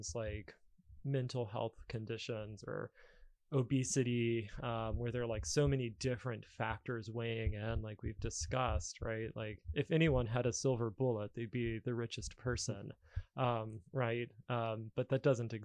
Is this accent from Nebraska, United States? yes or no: no; Alabama, United States; moved away; I grew up in Alabama, and you know, back there, if you were the kid in therapy, you'd get made fun of.